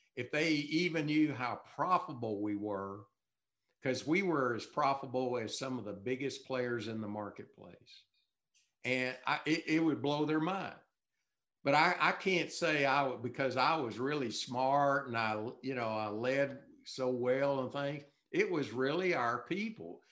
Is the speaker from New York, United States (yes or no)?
no; Texas, United States; I'm from Texas